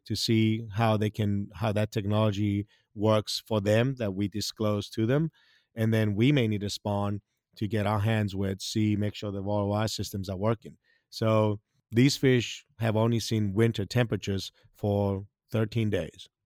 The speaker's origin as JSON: {"language": "English", "country": "Greece", "also_born_or_lived": "Hawaii / South Mississippi", "second_language": "English", "moved": "as an adult", "lives_now": "Mississippi, United States", "said": "I'm originally from Greece"}